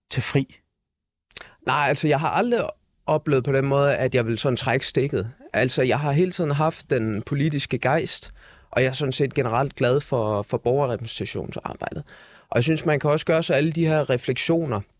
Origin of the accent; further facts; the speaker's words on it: Aarhus, Central Denmark Region, Denmark; jeg er fra Aarhus, ikke?